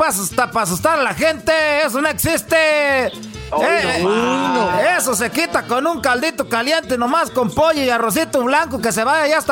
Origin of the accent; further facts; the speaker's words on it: Michoacán, Mexico; por lo menos en la familia mexicana somos 20 y más somos de Michoacán.